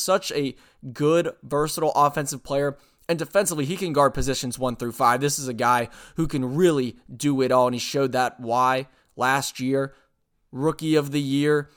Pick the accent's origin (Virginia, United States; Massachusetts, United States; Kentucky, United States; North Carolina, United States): North Carolina, United States; Charlotte; also born or lived in Chicago; I was born in Chicago, have lived in Charlotte since I was, like, two years old